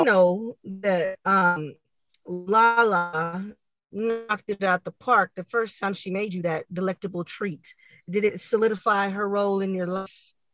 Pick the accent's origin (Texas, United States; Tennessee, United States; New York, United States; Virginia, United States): Texas, United States; San Antonio; we're from Texas, San Antonio, uh, to be exact